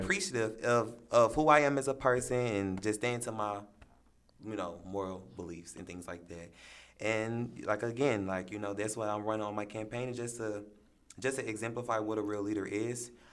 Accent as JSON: {"language": "English", "town": "St. Louis", "region": "Missouri", "country": "United States", "said": "I am from Saint Louis, Missouri, this city"}